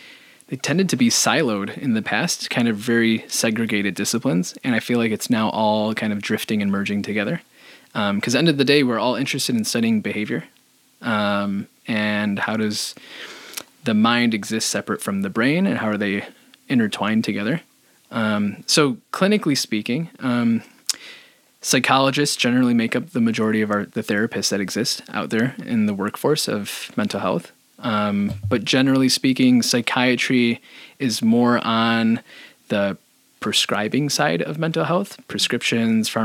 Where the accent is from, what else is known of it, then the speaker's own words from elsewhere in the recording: Chicago, Illinois, United States; moved away as an adult; now in Minnesota, United States; Born and raised in Chicago, and I moved here almost 8 years ago